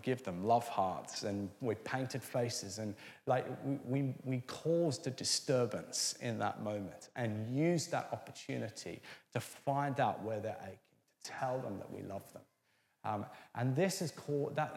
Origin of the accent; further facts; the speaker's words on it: Orange, New South Wales, Australia; now in Feltham, United Kingdom; I grew up in Orange